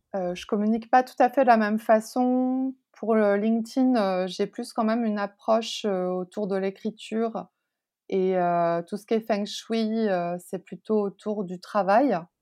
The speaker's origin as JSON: {"language": "French", "country": "France", "also_born_or_lived": "Taiwan", "said": "je suis française"}